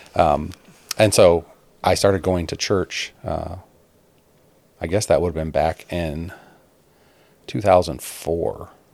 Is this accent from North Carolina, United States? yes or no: no; Chicago, Illinois, United States; moved away as an adult; I grew up outside of Chicago in the suburbs